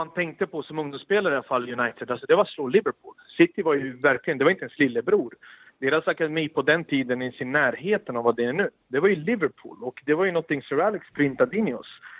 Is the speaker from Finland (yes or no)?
no; Sarajevo, Sarajevo Canton, Bosnia & Herzegovina; also born or lived in Belgrade; now in Sweden; sprang runt med en boll på gatorna eftersom jag flyttade ju från Belgrad till Sarajevo. Och det är anledningen varför vi kom hit efter kriget.